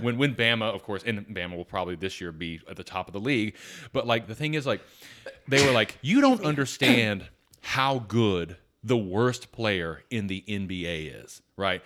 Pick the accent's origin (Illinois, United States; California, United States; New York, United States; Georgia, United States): Georgia, United States; Atlanta; I grew up in Atlanta